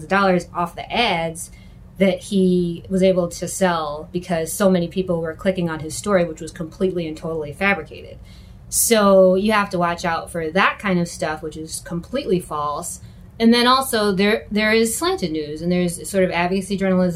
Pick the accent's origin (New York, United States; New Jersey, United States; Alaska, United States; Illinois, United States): New York, United States; Rochester; I'm from Rochester